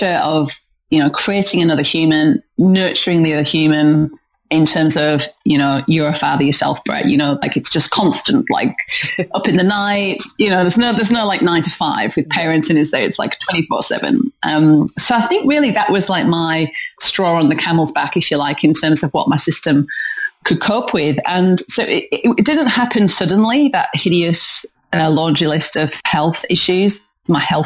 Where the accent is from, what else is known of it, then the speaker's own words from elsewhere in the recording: North East England, United Kingdom; moved away; Protestant work ethic that I grew up with in the northeast of England. If you're trying to work out where the hell my accent's from, then that's where it's from.